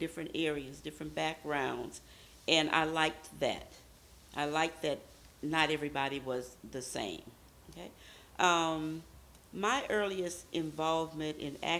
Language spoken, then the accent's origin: English; Baton Rouge, Louisiana, United States; I'm originally from Baton Rouge, Louisiana.